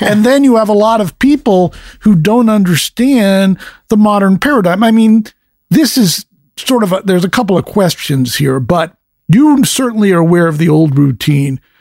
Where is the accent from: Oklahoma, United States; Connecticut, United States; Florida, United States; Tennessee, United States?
Connecticut, United States; where I grew up in Connecticut